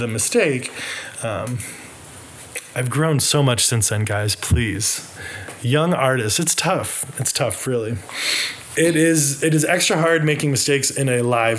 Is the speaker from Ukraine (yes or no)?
no; Birmingham, Alabama, United States; now in Nashville, United States; We're both from Birmingham, Alabama